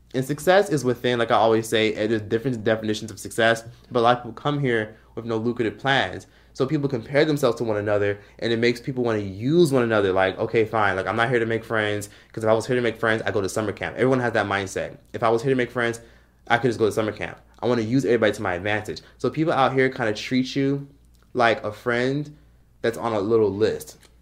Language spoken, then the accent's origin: English; Miami, Florida, United States; moved away as an adult; now in Los Angeles, United States; I'm from Miami, Florida, grew up in Miami